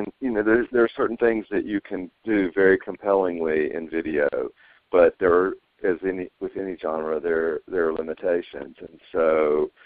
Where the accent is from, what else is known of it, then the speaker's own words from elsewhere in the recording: Mississippi, United States; I'm originally from Mississippi